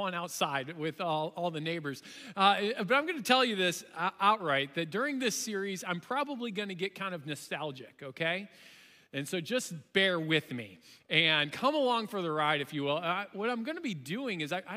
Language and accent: English; Chicago, Illinois, United States; growing up in the Chicagoland area and in my suburbs where we were